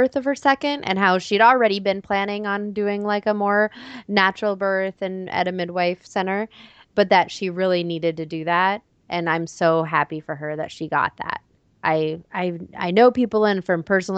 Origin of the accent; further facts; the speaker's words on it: Florida, United States; now in Minnesota, United States; I live in Minnesota and I'm from Florida